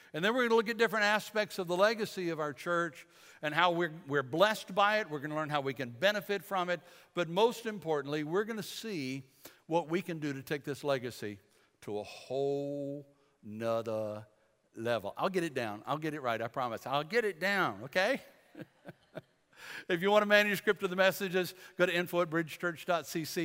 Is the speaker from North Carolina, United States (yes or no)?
yes; Bladenboro, North Carolina, United States; We're from Bladenboro, Bladen County